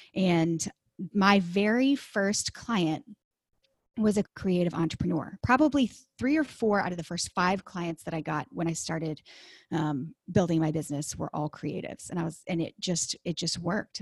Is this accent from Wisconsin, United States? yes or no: no; Dallas, Texas, United States; I am from Texas. I grew up in the Dallas area